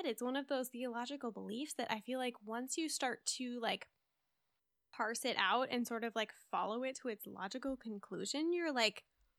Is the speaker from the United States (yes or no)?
yes; Midwest, United States; I grew up in the Midwest. There's a lot of like Christian Reformed influence here.